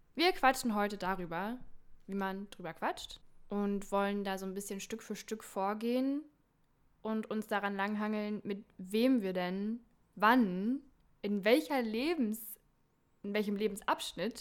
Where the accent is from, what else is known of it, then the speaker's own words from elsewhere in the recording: Eberswalde, Brandenburg, Germany; aus Eberswalde, aus meiner Heimatstadt